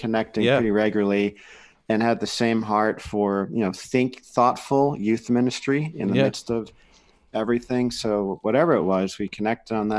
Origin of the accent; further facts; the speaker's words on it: New Jersey, United States; now in Santa Cruz, United States; I grew up in New Jersey